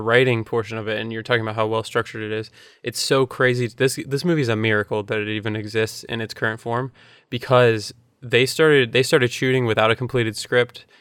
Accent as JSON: {"language": "English", "region": "Florida", "country": "United States", "tie": "born or raised there", "said": "growing up in Florida"}